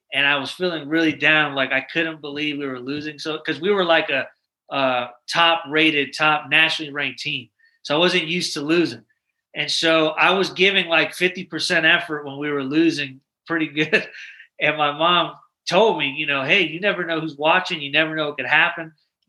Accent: Manhattan, New York, United States; also born or lived in Syracuse; I'm a military brat. My father was in the military. We moved around a little bit, and I'm actually originally from New York. I was born in Manhattan, and then I lived in upstate New York for a while, kind of like in the Syracuse area.

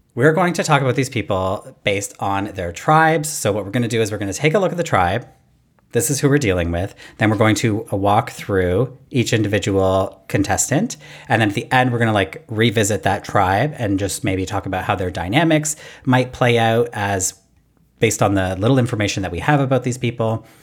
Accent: Canada; I'm Canadian

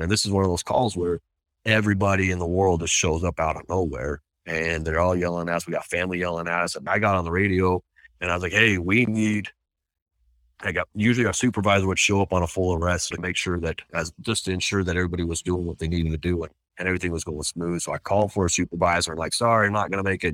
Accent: Washington, United States; now in Utah, United States; I grew up in Washington State in a little farm town and then moved here

